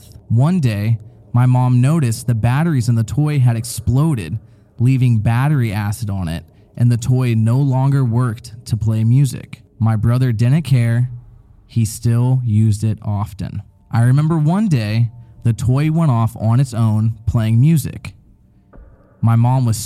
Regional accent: Tennessee, United States; I was born in Tennessee, so I have a little accent sometimes

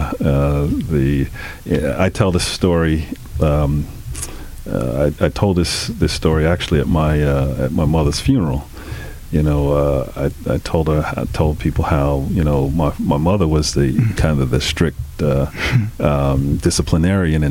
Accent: North Babylon, New York, United States; also born or lived in Queens, New York; We grew up in North Babylon, Long Island

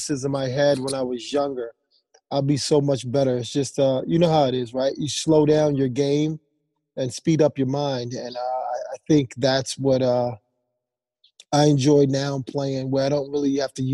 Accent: Philadelphia, Pennsylvania, United States; moved away as an adult; also born or lived in Rhode Island; growing up in Philadelphia, you know, boxing first and then playing football

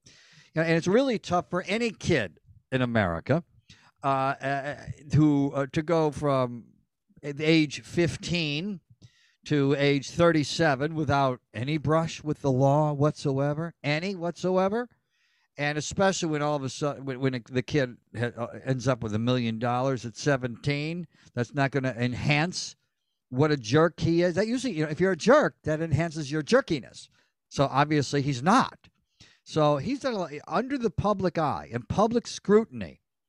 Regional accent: Ireland; It's a very European thing. I'm Irish.

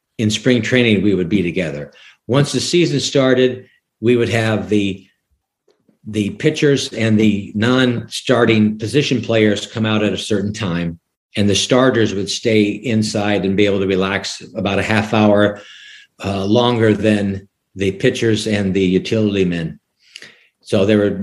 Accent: Sioux City, Iowa, United States; moved away as an adult; also born or lived in New Jersey; now in Leland, North Carolina, United States; I grew up in Sioux City, Iowa

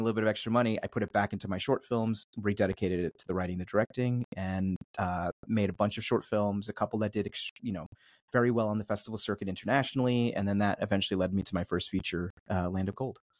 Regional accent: Philadelphia, Pennsylvania, United States; also born or lived in Switzerland; I was born in Switzerland and, uh, grew up outside the suburbs of Philly

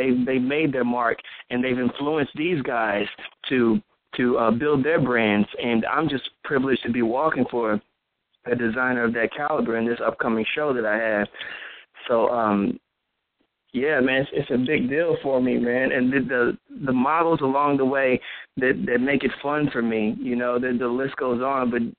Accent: Midwest, United States; I mean, I'm from the Midwest, so, you know, I have the country vibe, country boy, and then I've been in the city for so long that I've adapted to the customs up here.

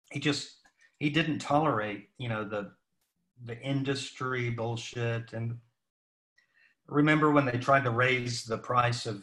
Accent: Salisbury, North Carolina, United States; moved away as an adult; also born or lived in Hollywood / New York City / Nashville / Milwaukee; grew up in North Carolina

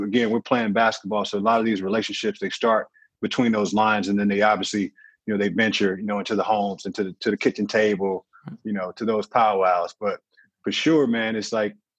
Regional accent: St. Louis, Missouri, United States; I'm from St. Louis, so it's not necessarily a walking city.

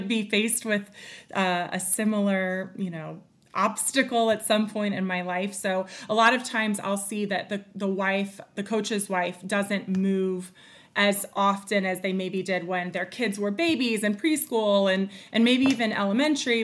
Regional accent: North Carolina, United States; moved away as an adult; also born or lived in Arizona; I grew up in North Carolina.

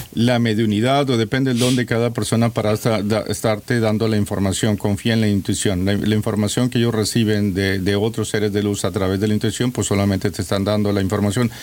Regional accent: Mexico; como mexicano que soy, la mayoría de los mexicanos estamos perdidos.

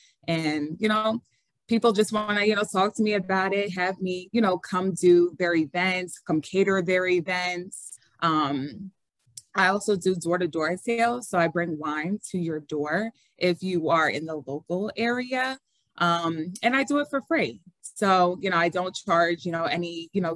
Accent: Philadelphia, Pennsylvania, United States; moved away; Philadelphia. I can't forget my hometown

